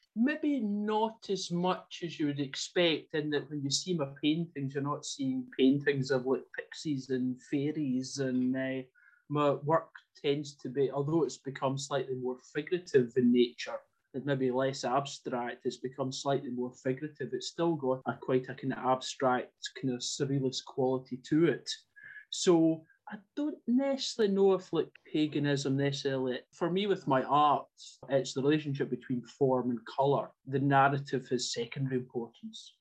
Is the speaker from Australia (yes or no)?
no; Ayrshire, Scotland, United Kingdom; moved away as an adult; now in Cumbria, United Kingdom; I was brought up in Ayrshire